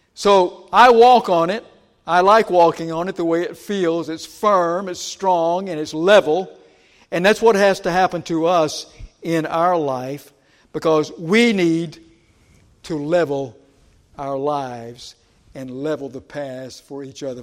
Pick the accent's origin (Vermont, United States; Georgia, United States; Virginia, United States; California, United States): Georgia, United States; moved away; I grew up in Georgia